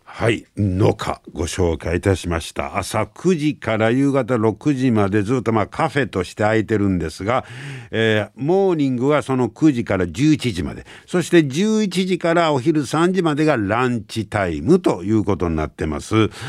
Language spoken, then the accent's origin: Japanese; Takasago, Hyogo, Japan; 高砂出身